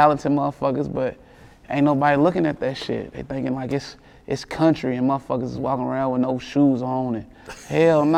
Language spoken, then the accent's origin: English; Lexington, Kentucky, United States; I'm from Winburn.